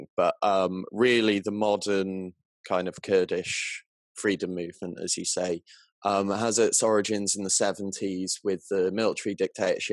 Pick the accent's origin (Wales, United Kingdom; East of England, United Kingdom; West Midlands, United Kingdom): Wales, United Kingdom; Southwest; I'm from Southwest Wales in the UK